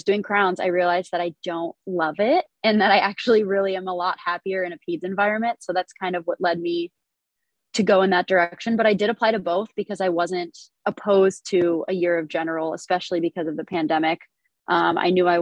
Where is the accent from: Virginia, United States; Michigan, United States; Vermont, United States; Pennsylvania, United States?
Pennsylvania, United States; Erie; moved away as an adult; now in Buffalo, United States; I'm originally from Erie, PA. I've been in Buffalo for the past 8 years